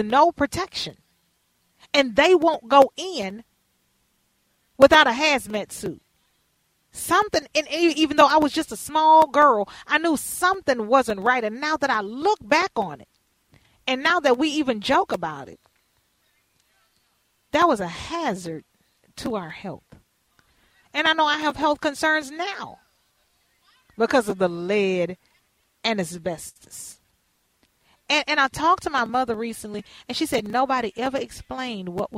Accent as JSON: {"language": "English", "town": "Houston", "region": "Texas", "country": "United States", "tie": "born or raised there", "moved": "yes", "lives_now": "Minnesota, United States", "said": "we had been living there since I was born in Houston, Texas, the Kelly Court Projects"}